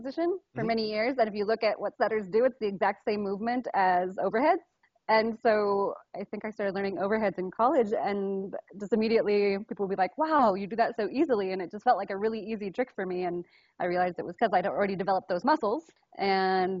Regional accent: Murphys, California, United States; I grew up in, it's this little town called Murphy's, California. It's up in the Sierra Nevada mountains

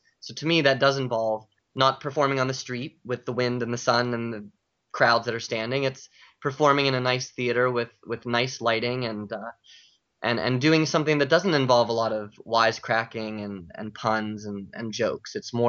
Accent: Pittsburgh, Pennsylvania, United States; moved away as an adult; now in New York, United States; So I grew up in Pittsburgh

